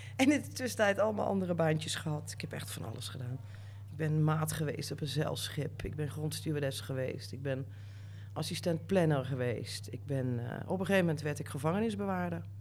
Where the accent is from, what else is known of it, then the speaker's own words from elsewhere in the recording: North Limburg, Netherlands; moved away as an adult; also born or lived in Amsterdam; ik ben opgegroeid in Noord-Limburg